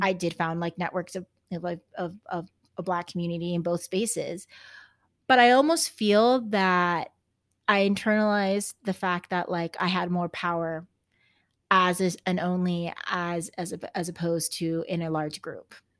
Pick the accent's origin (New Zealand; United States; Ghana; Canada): United States; Texas; they call me the Texan